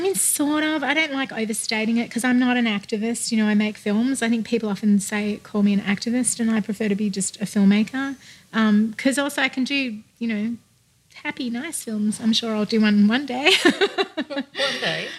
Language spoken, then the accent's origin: English; Australia; now in United States